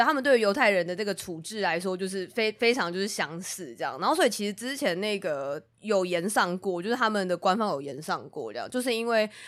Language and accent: Chinese; Taiwan; 我们是台湾人